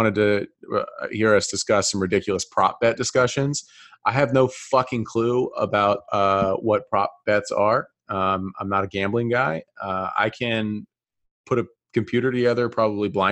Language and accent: English; the South, United States; I'm from the South